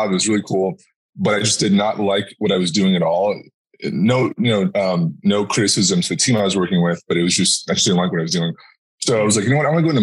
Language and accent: English; Arizona, United States; I'm from Arizona